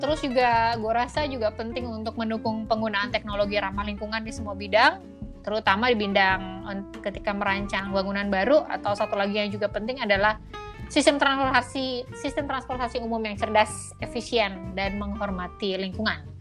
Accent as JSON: {"language": "Indonesian", "region": "Jakarta", "country": "Indonesia", "said": "gue bangga jadi orang Jakarta"}